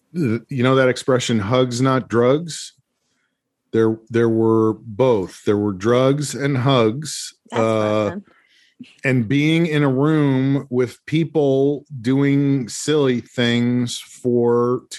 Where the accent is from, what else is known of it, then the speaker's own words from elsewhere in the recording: Brooklyn, New York, United States; We're from Brooklyn. We got a Brooklyn attitude. We're Brooklyn. Brooklyn. I love Brooklyn.